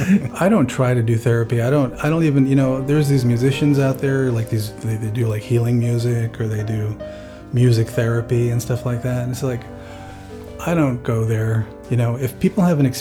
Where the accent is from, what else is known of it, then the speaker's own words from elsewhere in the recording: New Jersey, United States; moved away as an adult; also born or lived in Germany; now in Maui, United States; I grew up in New Jersey